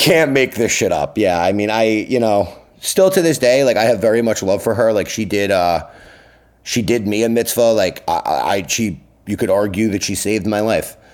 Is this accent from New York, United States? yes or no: yes; Long Island, New York, United States; also born or lived in Brooklyn; now in New York City, United States; I grew up on Long Island